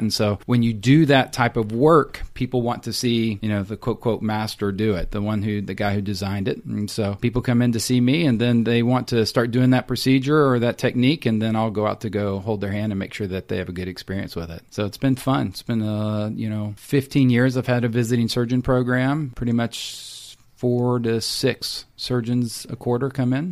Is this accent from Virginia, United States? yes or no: no; Texas, United States; also born or lived in Tennessee / Salt Lake City, Utah / Austin, Texas; I'm a Texan, so grew up in Texas